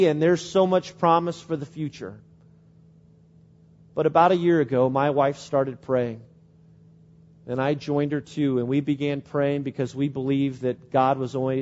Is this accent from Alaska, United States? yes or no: no; Springfield, Illinois, United States; moved away; my hometown in Springfield, Illinois